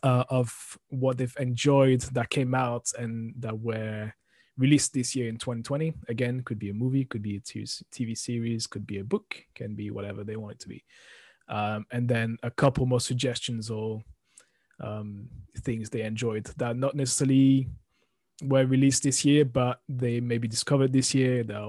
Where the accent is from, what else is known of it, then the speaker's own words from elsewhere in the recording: France; moved away; I'm from France originally